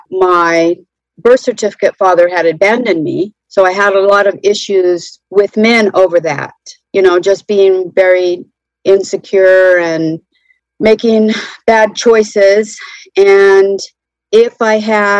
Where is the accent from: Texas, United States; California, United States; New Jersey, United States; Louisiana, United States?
California, United States; Central; now in North Carolina, United States; I grew up in Central California